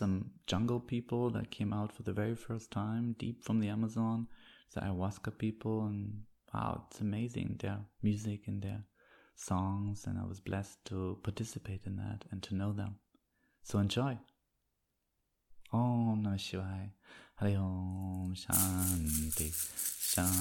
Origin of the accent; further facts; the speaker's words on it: East Germany, Germany; moved away; I grew up in East Germany